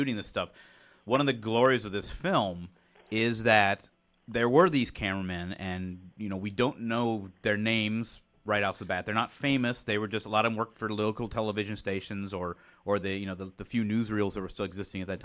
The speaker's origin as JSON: {"language": "English", "town": "Springfield", "region": "Ohio", "country": "United States", "tie": "born or raised there", "said": "in Ohio, I, you know, growing up in Springfield"}